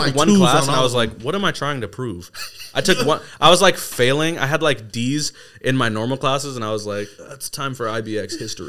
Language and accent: English; Seattle, Washington, United States; growing up in North Seattle was sick.